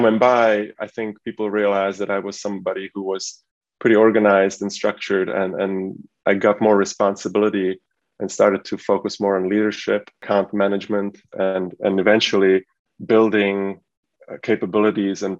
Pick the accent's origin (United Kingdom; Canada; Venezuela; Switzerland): Switzerland; now in United States; I was brought up in Switzerland as a son of an immigrant family that came from Eastern Europe